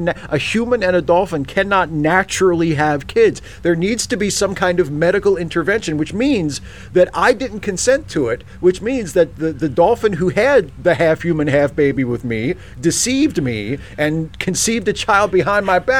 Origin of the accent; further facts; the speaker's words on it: Maryland, United States; I grew up in Maryland.